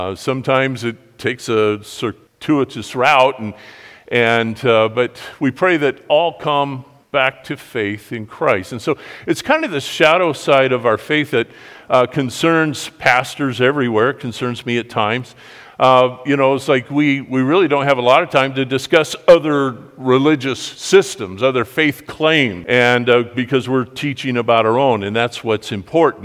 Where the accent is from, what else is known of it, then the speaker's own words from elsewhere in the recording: United States; we grew up here in America.